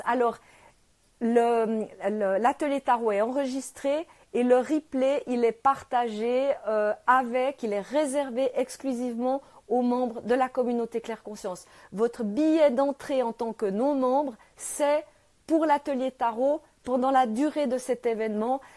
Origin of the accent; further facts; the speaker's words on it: Switzerland; je suis née euh, en Suisse, euh, là, je suis à Genève